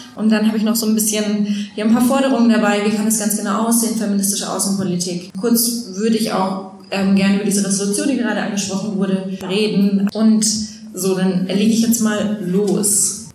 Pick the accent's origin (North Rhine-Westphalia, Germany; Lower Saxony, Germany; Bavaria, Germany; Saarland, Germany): Bavaria, Germany; Franconia; now in Berlin, Germany; ich bin ja Fränkin. Ich denke eigentlich auch, dass ich Bayerin bin.